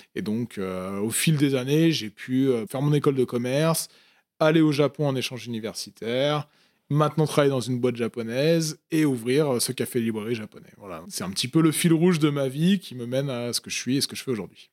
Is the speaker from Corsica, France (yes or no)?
no; Paris region, Île-de-France, France; moved away as an adult; also born or lived in Tokyo, Japan; now in Lyon, France; j'ai grandi dans la, dans, la, région parisienne